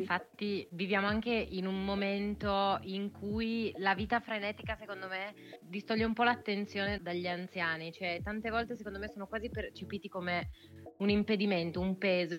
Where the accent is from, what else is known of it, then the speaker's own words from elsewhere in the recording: Turin, Piedmont, Italy; sono di Torino